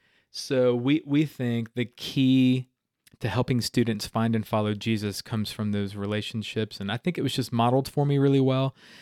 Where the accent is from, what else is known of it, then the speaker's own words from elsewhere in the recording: Miami, Florida, United States; born there; I was born in Miami, Florida, in good old 1985.